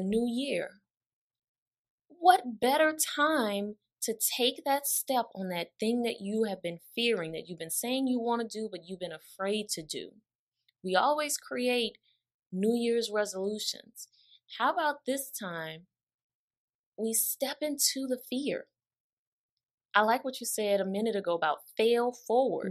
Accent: New Orleans, Louisiana, United States; I am from the five oh four

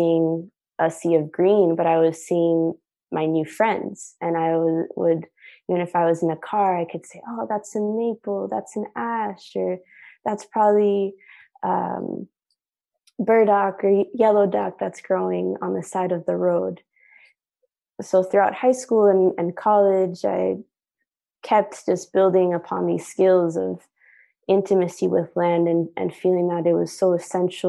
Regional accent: New York City, New York, United States; growing up in New York City, being first generation. My parents are from Chile

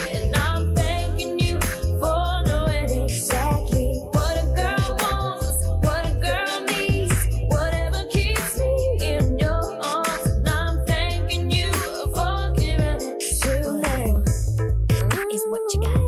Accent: New Jersey, United States; I grew up in New Jersey

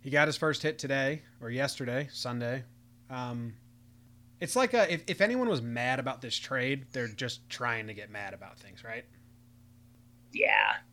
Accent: East Coast, United States; Well, we're both from the East Coast.

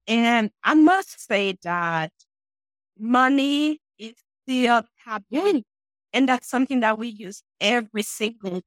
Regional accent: Haiti; now in New Hampshire, United States; I'm sure you guys can hear an accent. And yes, I'm from Haiti, but I'm in New Hampshire where it's very cold right now.

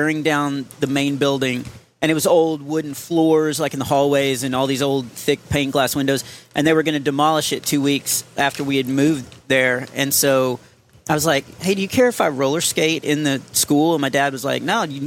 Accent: Texas, United States; we're from Texas.

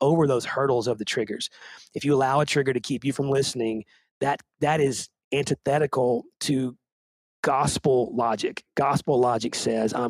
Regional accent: Nashville, Tennessee, United States; a white kid growing up in Nashville

